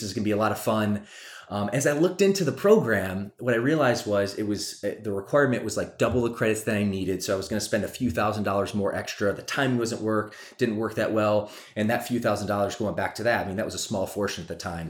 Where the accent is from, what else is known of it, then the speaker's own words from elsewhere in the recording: Michigan, United States; also born or lived in Atlanta, Georgia; now in California, United States; she took her three kids and moved to Michigan